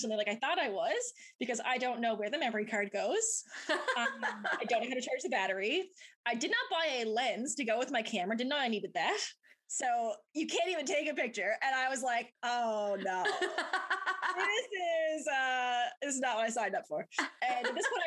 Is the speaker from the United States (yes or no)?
no; Twillingate, Newfoundland and Labrador, Canada; moved away as an adult; now in St. John's, Canada; I'm from the Twillingate area. So I spent my childhood copy panning